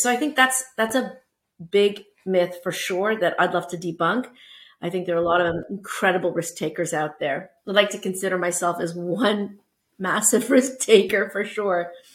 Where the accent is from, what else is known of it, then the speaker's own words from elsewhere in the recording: Toronto, Ontario, Canada; also born or lived in Portugal; I am Canadian. So, I was born in Toronto and I went to uh, University of Toronto